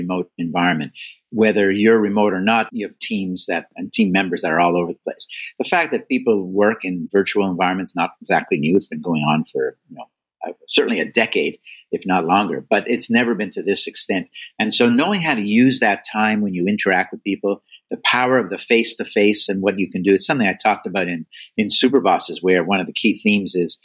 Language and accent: English; Canada; now in United States; I'm Canadian by birth and still loyal to Canada, especially their hockey teams